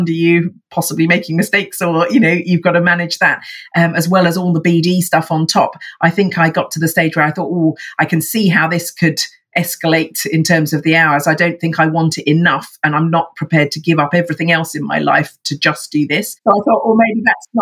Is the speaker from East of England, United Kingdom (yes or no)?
yes; Watford, East of England, United Kingdom; now in Hove, United Kingdom; I was in fact born in sunny Watford, very sexy. I now live down by the sea in Hove, actually, just next door to Brighton